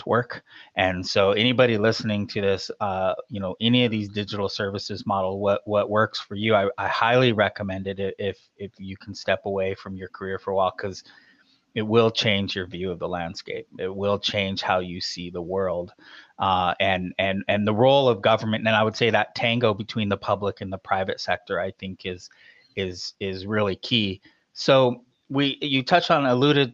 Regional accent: Oregon, United States; I grew up in Oregon, I grew up very libertarian

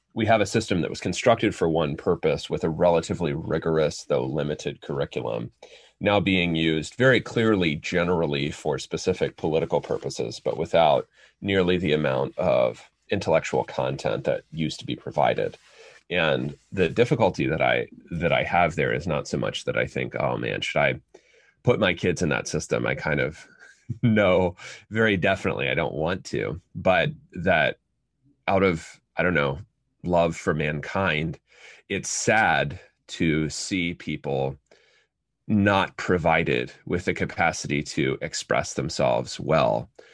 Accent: United States; first language English; I'm a native English speaker, as the vast majority of American children are

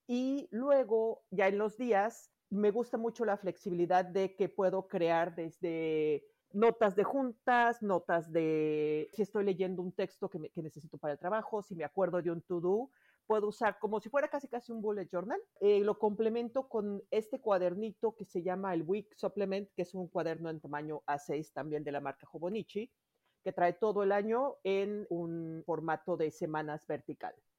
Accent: Mexico City, Mexico; now in Miami, United States; Yo soy de la Ciudad de México, vivo ahora en, en Miami

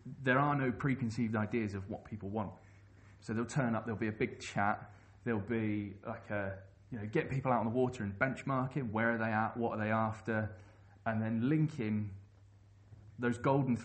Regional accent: London, United Kingdom; I grew up in London and learnt to paddle on the Thames

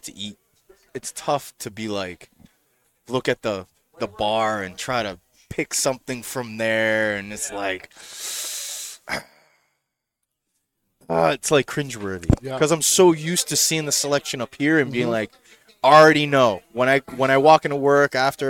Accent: New England, United States; I've been here all my life.

